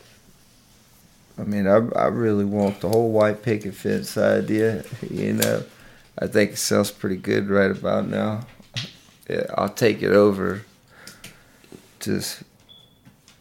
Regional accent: the South, United States; we're from the South. You know, it's a small town

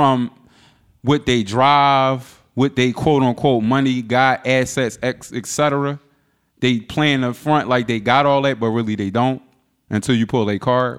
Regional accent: Philadelphia, Pennsylvania, United States; growing up in Philly

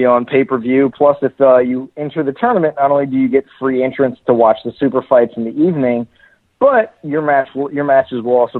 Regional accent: Washington, District of Columbia, United States; I grew up in Georgetown.

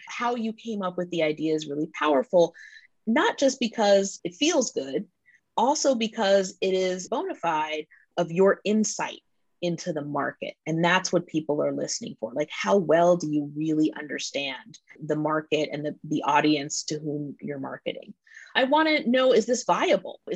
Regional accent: Washington, District of Columbia, United States; I'm from Washington, D.C.

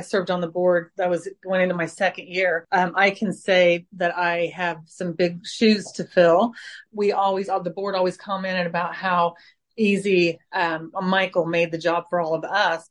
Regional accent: Fayette County, Indiana, United States; also born or lived in Decatur County, Indiana; now in Franklin County, Indiana, United States; I grew up in Fayette County, so just the next county north of Franklin County

